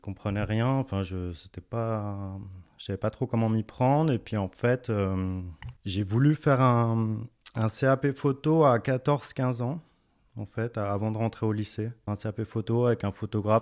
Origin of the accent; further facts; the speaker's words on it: Dijon, Bourgogne-Franche-Comté, France; Je suis né à Dijon. J'ai fait mes études à Dijon